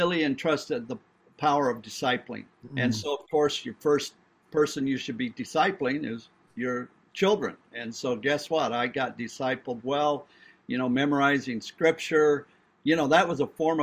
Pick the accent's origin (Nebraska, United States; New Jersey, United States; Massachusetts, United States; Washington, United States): Nebraska, United States; I grew up in Nebraska, blessed to have been raised in a Christian home